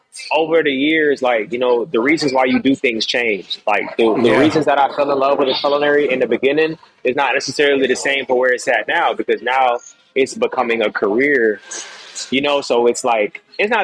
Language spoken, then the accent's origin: English; Atlanta, Georgia, United States; also born or lived in Jamaica; now in Miami, United States; I'm Jamaican, family's in the Caribbean and stuff like that. I grew up in Atlanta